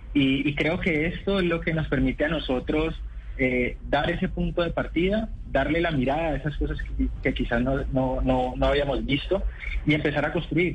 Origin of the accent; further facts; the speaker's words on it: Cali, Valle del Cauca, Colombia; como caleños